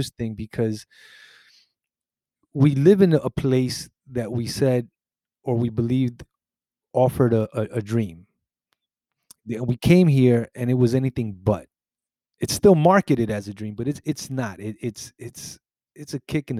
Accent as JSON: {"language": "English", "town": "New York City", "region": "New York", "country": "United States", "tie": "born or raised there", "said": "I was born in Brooklyn, in New York"}